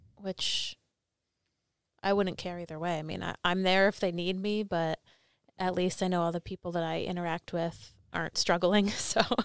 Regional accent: New Jersey, United States; I was from New Jersey

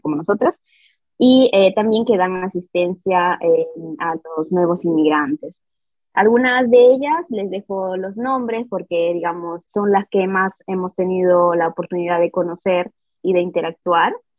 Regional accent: Milan, Lombardy, Italy; first language Italian; Spanish is a second language; yo personalmente que soy nacida eh, aquí en Milán, pero mis padres obviamente son peruanos

